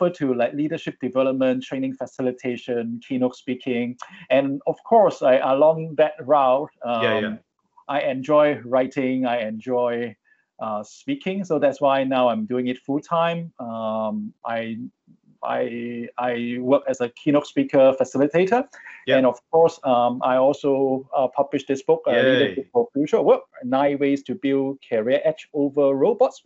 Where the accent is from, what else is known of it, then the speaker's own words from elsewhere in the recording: Hong Kong; moved away as an adult; now in Singapore; I grew up in Hong Kong, but I migrated to Singapore many years ago, more than 10 years